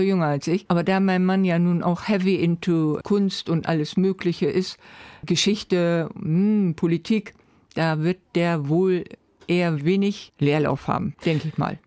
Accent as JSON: {"language": "German", "region": "Bremen", "country": "Germany", "also_born_or_lived": "Neustadt, Bremen", "said": "ich komme aus Walle"}